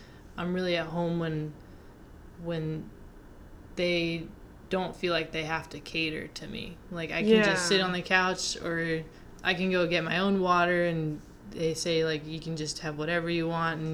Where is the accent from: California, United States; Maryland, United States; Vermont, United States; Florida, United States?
Maryland, United States; moved away as an adult; now in Chapel Hill, United States; I grew up in Maryland, but I don't think I would consider that home, because now I live in North Carolina